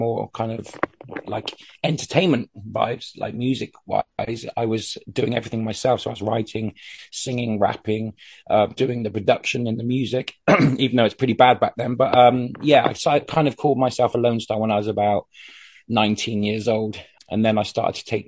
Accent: Bristol, South West England, United Kingdom; I was from Bristol in the UK

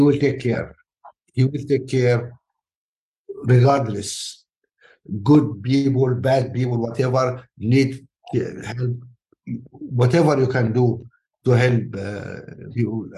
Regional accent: Alexandria, Alexandria Governorate, Egypt; born or raised there; moved away; also born or lived in Nubia, Sudan

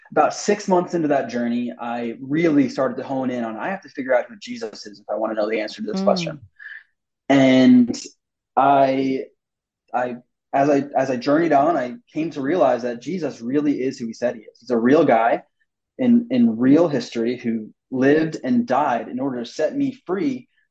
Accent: New York, United States; now in Texas, United States; I grew up in New York.

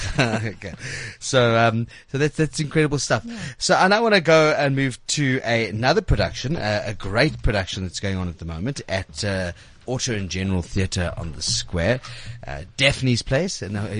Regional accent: South Africa; I'm missing my country. I'm from South Africa

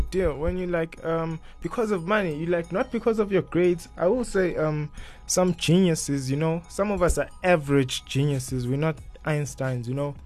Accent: Mpumalanga, South Africa; I grew up in Mpumalanga

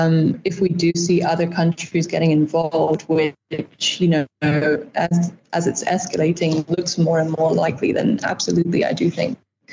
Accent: United Kingdom; also born or lived in United States; now in Namibia; I'm not originally from Namibia. I actually grew up between the UK and the US, but first came to Namibia in 2016 while studying for my bachelor's.

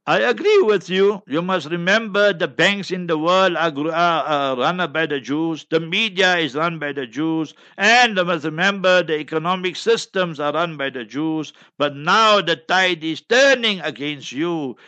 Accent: Heidelberg, Gauteng, South Africa; my hometown, Heidelberg, Heidelberg, Transvaal, Gauteng

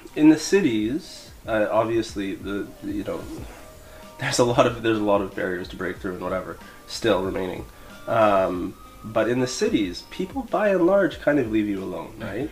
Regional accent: Canada; moved away as an adult; now in Beijing, China; I'm from Canada, uh, in fact, and uh, yeah, I've been living in Beijing for about three years

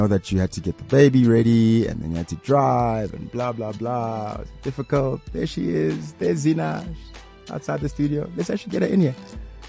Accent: Pretoria, Gauteng, South Africa; I grew up in Pretoria, and it's not Joburg.

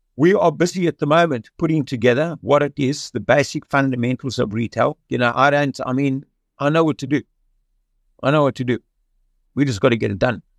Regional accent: Cape Town, Western Cape, South Africa; I was born in Cape Town in 1953

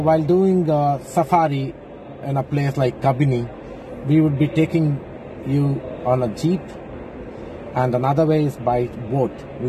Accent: India; I'm from India.

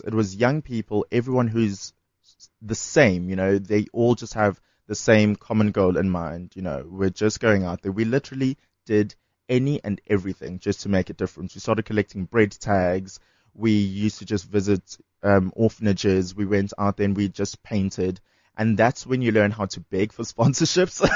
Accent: Durban, KwaZulu-Natal, South Africa; moved away as an adult; now in Johannesburg, South Africa; I grew up in Durban

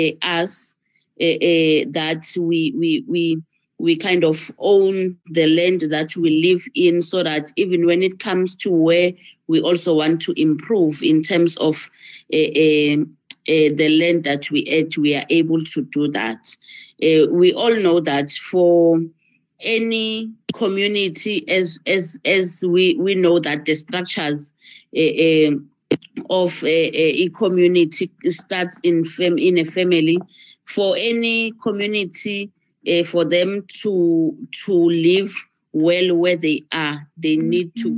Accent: Ekulindeni, Mpumalanga, South Africa; I'm from Ekulindeni Township in Mpumalanga, a very rural township

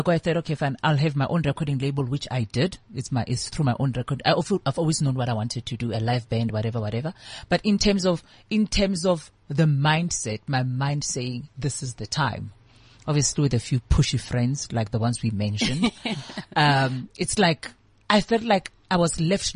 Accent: Seshego, Limpopo, South Africa; I grew up in Seshego.

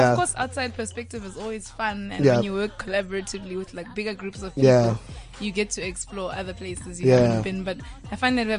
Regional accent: Woodbank, South Africa; moved away; also born or lived in Bronkhorstspruit / Pretoria; So Woodbank, I grew up in Woodbank. My grandmother lived there for a little while. She also lived in Ndebele. I went to school in Bronkhorstspruit for a little while

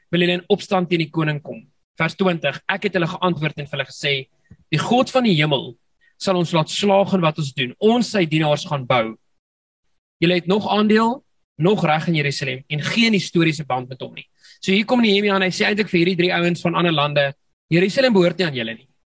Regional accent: South Africa; ons Afrikaners

